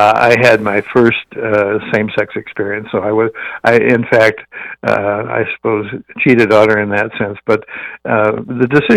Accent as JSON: {"language": "English", "town": "Wakefield", "region": "Nebraska", "country": "United States", "tie": "born or raised there", "moved": "yes", "said": "I grew up in Wakefield, Nebraska, which is a town of about 1,000"}